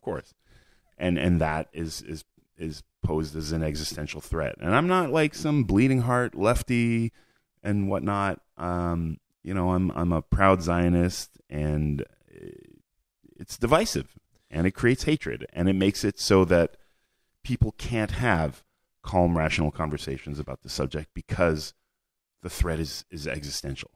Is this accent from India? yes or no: no; Montreal, Quebec, Canada; moved away as an adult; now in Israel; moved to Canada, where I grew up